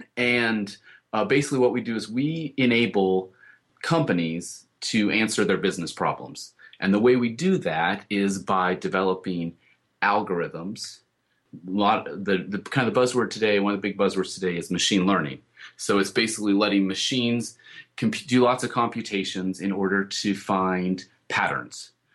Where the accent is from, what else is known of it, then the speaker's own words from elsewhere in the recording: Colorado, United States; I grew up in Colorado